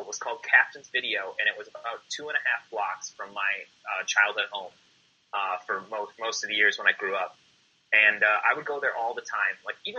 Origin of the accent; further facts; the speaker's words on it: Midwest, United States; growing up in the Midwest, I saw an article once where I think something like 75% of the people, or maybe even more, that grow up in Wisconsin stay in Wisconsin.